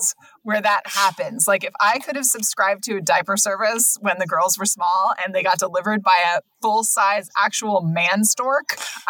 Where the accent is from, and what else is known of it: Sacramento, California, United States; born or raised there